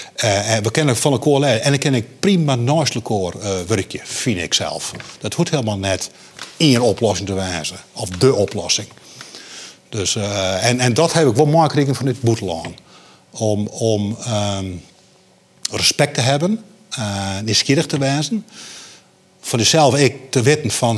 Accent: Friesland, Netherlands; ik ben een Fries

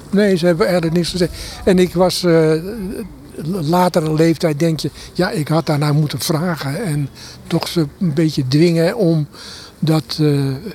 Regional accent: Amsterdam, North Holland, Netherlands; also born or lived in Harlingen; Ik ben opgegroeid in Amsterdam

